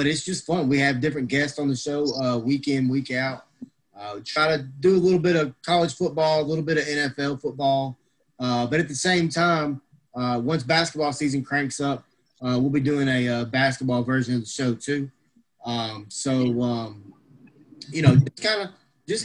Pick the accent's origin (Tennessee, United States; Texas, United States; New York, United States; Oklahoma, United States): Tennessee, United States; Memphis; now in Crossett, United States; I am originally from Memphis, Tennessee. I'm now living in Crossett, Arkansas